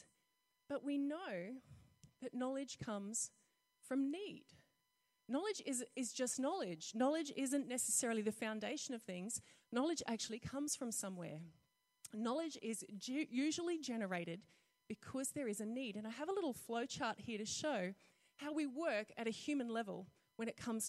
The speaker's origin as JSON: {"language": "English", "region": "North Queensland", "country": "Australia", "tie": "born or raised there", "said": "I grew up in North Queensland, so we used to have green ant nests"}